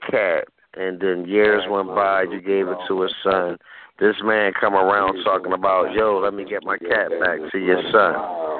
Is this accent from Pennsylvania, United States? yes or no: yes; Philadelphia, Pennsylvania, United States; Dude, I'm from Philly, man.